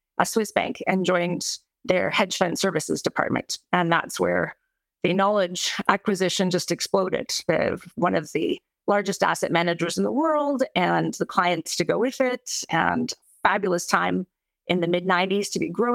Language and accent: English; Calgary, Alberta, Canada; moved away; being Canadian